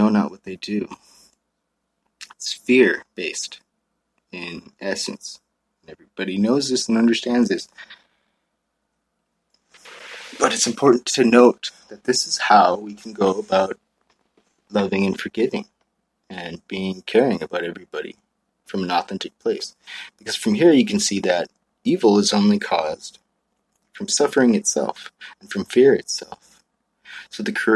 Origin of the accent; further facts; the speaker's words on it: Maui, Hawaii, United States; moved away; I grew up in Maui